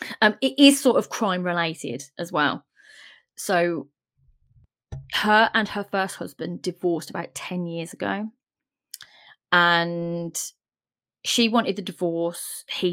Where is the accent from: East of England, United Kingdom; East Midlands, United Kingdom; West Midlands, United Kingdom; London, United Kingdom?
West Midlands, United Kingdom; Birmingham; now in Staffordshire, United Kingdom; we are from Birmingham, but we don't live there anymore.